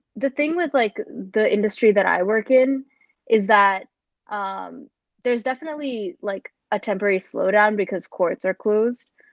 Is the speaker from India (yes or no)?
yes; India; moved away as an adult; now in New York City, United States; I was coming from India